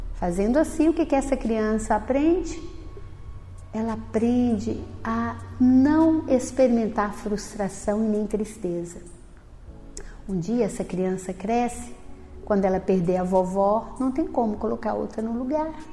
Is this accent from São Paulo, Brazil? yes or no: no; interior of Minas Gerais, Brazil; moved away; na minha infância, eu vim de uma família grande, eu tenho nove irmãos, vim do interior de Minas